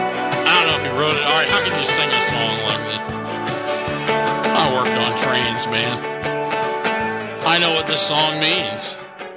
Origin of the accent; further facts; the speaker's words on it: United States; I'm an American guy.